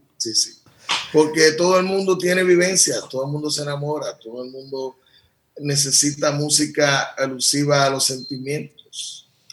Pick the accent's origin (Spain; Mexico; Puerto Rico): Puerto Rico; me crié, nací, me crié y vivo aquí